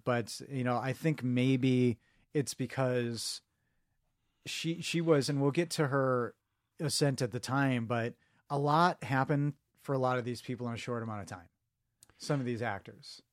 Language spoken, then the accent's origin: English; Chicago, Illinois, United States; he's from my hometown